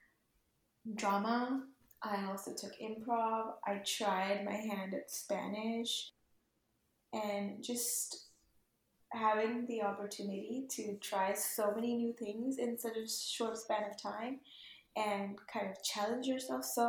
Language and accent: English; Lahore, Punjab, Pakistan; first language Urdu; English is a second language; moved away as an adult; also born or lived in Nampa, Idaho; now in San Francisco, United States; I'm originally from Pakistan, from a city called Lahore. I'm 23 years old, currently living in San Francisco, California.